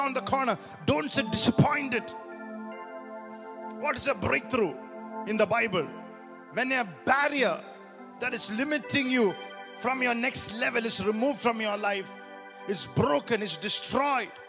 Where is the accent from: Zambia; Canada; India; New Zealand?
India; as an Indian